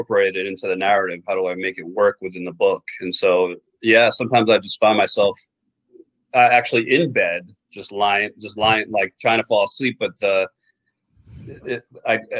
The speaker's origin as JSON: {"language": "English", "town": "New York City", "region": "New York", "country": "United States", "tie": "born or raised there", "also_born_or_lived": "Jericho, Long Island, New York", "said": "I lived in Queens until I was about 10. I lived in Douglaston. Okay. And then I moved out to Long Island, to Jericho out in Long Island"}